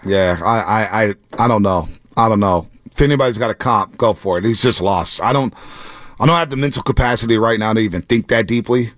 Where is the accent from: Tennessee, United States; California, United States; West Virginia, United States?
California, United States; San Francisco; I, we grew up in San Francisco